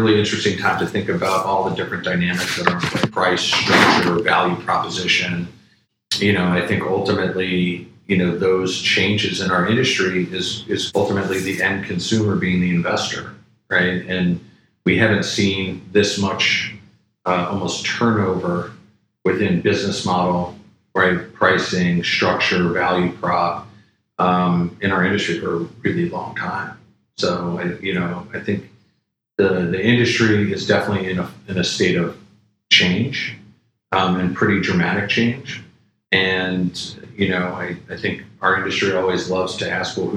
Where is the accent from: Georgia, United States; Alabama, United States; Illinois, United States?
Illinois, United States; a suburb just north of Chicago; Loved growing up in Chicago and grew up in a suburb just north of Chicago